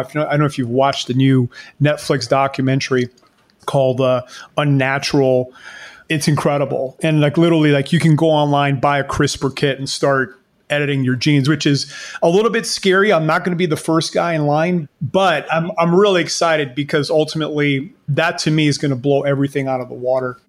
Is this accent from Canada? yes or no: yes; Canada; now in Panama; I live in Panama, but I'm Canadian